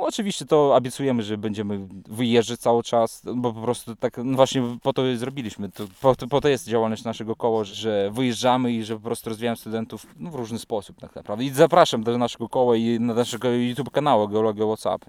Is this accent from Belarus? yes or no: yes; Belarus; moved away as an adult; now in Wrocław, Poland; sam jestem z Białorusi. Przyjechałem tu na studia